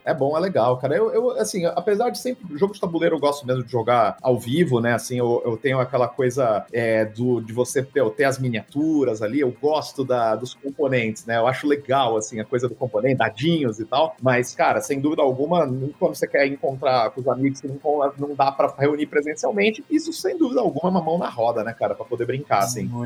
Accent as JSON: {"language": "Portuguese", "town": "Catanduva", "region": "São Paulo", "country": "Brazil", "tie": "born or raised there", "said": "eu nasci em Catanduva, né? Cara, quando eu tinha uns 9, cara, pra 10 anos mais ou menos, eu tinha uma livraria, né, lá em Catanduva"}